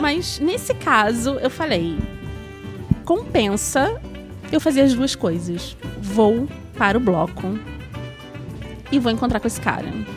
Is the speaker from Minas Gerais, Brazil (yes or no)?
no; Rio de Janeiro, Brazil; obviamente sou carioca